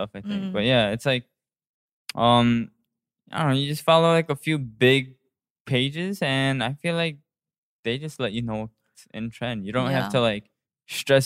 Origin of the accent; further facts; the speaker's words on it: United States; moved away; we grew up in America